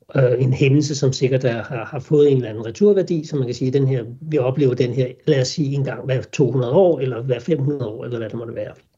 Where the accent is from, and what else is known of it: Denmark